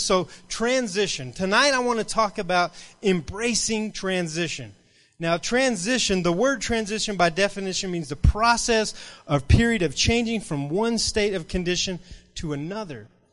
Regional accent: Rule, Texas, United States; now in Lubbock, United States; I grew up in Rural, Texas, and this little, little bitty town

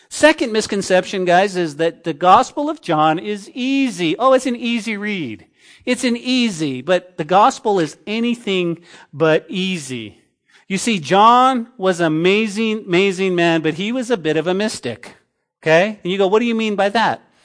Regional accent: Santa Fe, New Mexico, United States; the town that I grew up in Santa Fe

